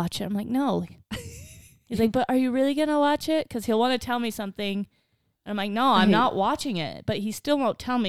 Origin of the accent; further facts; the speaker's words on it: Wyoming, United States; because I'm not from Montana, but I'm from Wyoming.